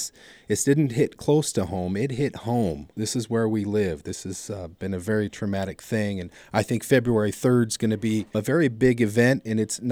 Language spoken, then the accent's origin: English; Saticoy, California, United States; I grew up in Satakoi selling avocados on the side of the road as a kid